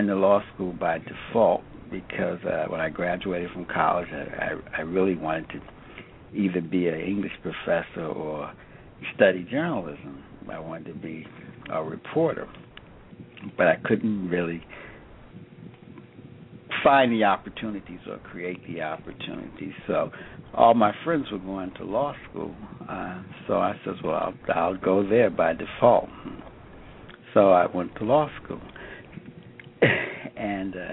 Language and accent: English; Alexandria, Virginia, United States; I grew up in Alexandria, Virginia